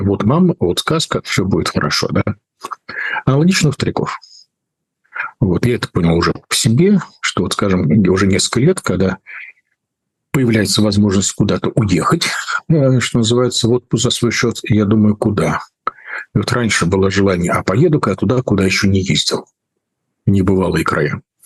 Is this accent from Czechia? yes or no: yes; Prague, Czechia; moved away; мое детство прошло в Праге